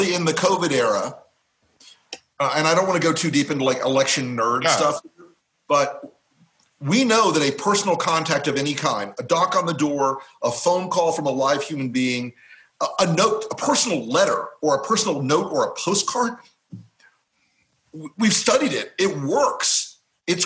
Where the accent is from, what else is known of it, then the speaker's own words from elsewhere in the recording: Florida, United States; Florida, being fucking Florida, my home state